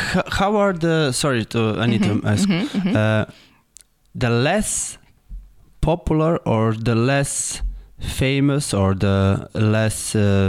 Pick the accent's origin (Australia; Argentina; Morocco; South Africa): Argentina; where are you from? You know, and I'm from Argentina.